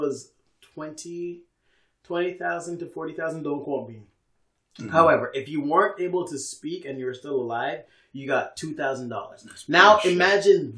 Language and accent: English; Canada; we've been doing as a Canadian society